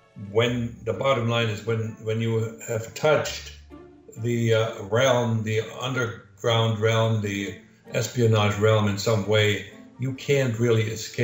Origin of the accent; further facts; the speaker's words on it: Canada; As a Canadian